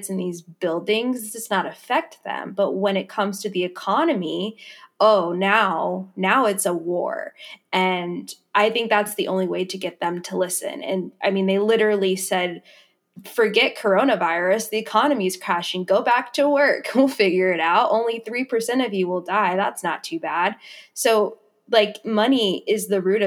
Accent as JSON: {"language": "English", "town": "Dallas", "region": "Texas", "country": "United States", "moved": "yes", "said": "I'm from Dallas, Texas."}